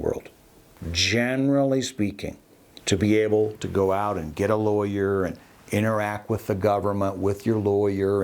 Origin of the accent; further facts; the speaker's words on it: Austin, Texas, United States; moved away; also born or lived in Alaska; I was born in Austin, Texas. I kind of grew up in Austin before I moved to Alaska